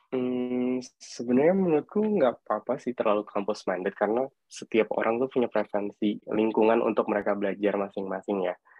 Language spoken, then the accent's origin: Indonesian; Makassar, South Sulawesi, Indonesia; moved away; Aku asalnya dari Makassar